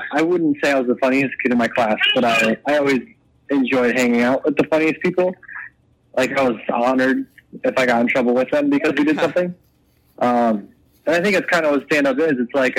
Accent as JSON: {"language": "English", "town": "Wabash", "region": "Indiana", "country": "United States", "tie": "born or raised there", "also_born_or_lived": "Cleveland, Ohio / Buffalo, New York / Chicago", "moved": "as an adult", "lives_now": "Los Angeles, United States", "said": "I grew up near Fort Wayne, a small town called Wabash."}